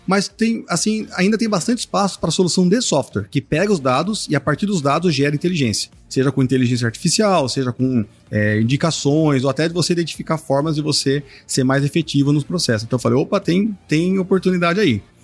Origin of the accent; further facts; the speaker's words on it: Sorocaba, São Paulo, Brazil; eu sou do interior, né? Sou de Sorocaba, que é interior de São Paulo.